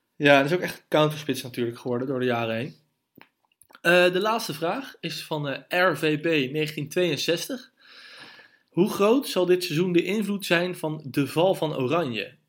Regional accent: Netherlands; als Nederlanders

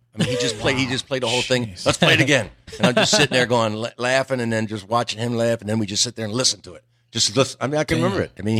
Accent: Pennsville, New Jersey, United States; New Jersey. Southern part, right across from Wilmington, Delaware, a place called Pennsville. Okay. Small little factory town. Everybody worked for E.I. DuPont.

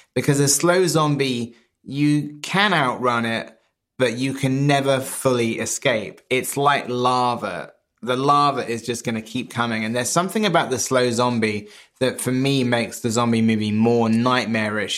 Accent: Wells, South West England, United Kingdom; moved away as an adult; Wells, which is my hometown, Wells in Somerset

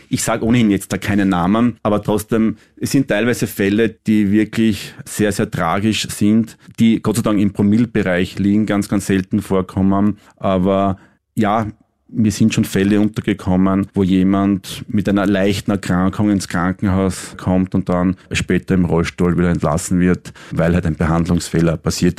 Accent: Styria, Austria; also born or lived in Vienna; als gebürtiger Steirer

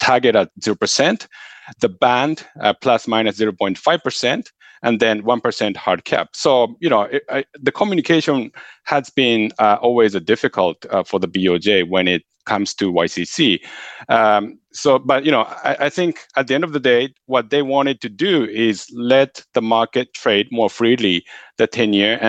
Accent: Japan; I grew up in Japan, living here for, more than a few decades.

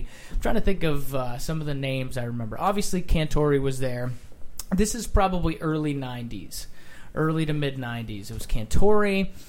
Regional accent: Rhode Island, United States; I grew up in Rhode Island.

